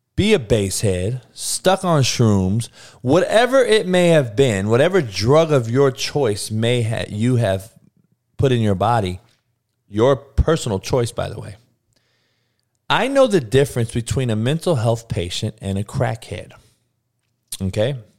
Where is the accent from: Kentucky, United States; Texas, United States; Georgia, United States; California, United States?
California, United States; Compton; I'm from Compton